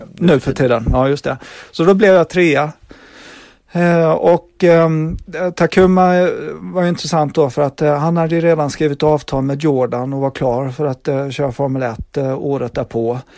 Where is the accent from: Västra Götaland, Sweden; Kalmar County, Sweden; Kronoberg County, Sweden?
Kronoberg County, Sweden; Växjö; moved away as an adult; now in England, United Kingdom; hemma i Växjö